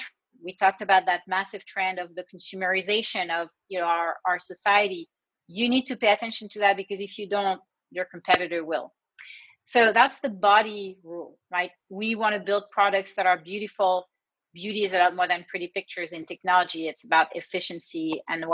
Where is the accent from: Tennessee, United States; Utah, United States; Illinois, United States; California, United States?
California, United States; I'm from California